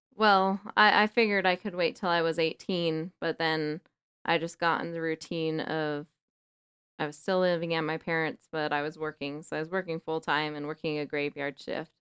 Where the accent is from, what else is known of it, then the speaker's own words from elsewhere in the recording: Salt Lake City, Utah, United States; I grew up in Rose Park